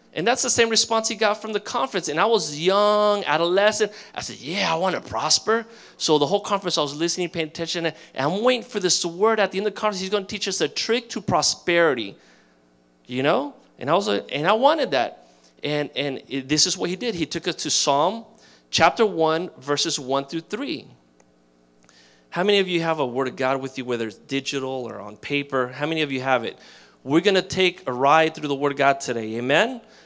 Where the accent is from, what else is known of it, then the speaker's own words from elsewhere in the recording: Miami, Florida, United States; I grew up in Miami